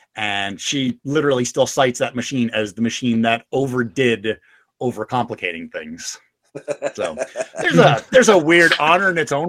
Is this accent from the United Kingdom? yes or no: yes; England, United Kingdom; When I was young, I grew up in England myself. You know, little known fact, you couldn't tell with the accent.